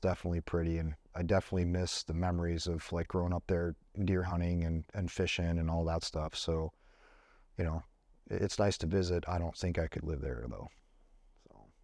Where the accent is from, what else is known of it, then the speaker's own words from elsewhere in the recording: Buffalo, New York, United States; moved away; I went back in December and visited my hometown